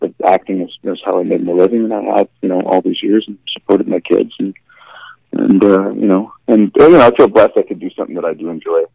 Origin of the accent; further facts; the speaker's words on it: Vancouver, British Columbia, Canada; I'm from Vancouver in Canada